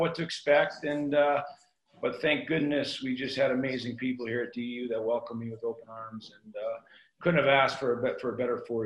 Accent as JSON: {"language": "English", "town": "Burnaby", "region": "British Columbia", "country": "Canada", "tie": "born or raised there", "moved": "as an adult", "lives_now": "Denver, United States", "said": "I'm from Burnaby"}